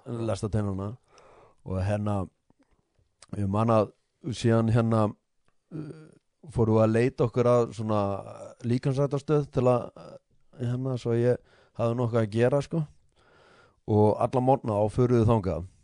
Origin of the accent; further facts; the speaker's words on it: Iceland; moved away; við komum frá Íslandi